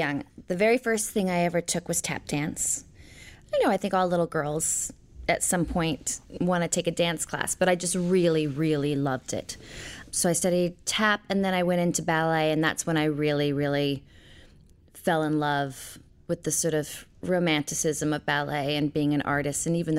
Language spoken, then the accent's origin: English; Portland, Oregon, United States; also born or lived in Knoxville, United States / Twin Falls, United States / Fairfax, United States; I was born in Knoxville, Tennessee. I was raised, I would say, primarily in Portland, Oregon, in Twin Falls, Idaho, and Fairfax, Virginia.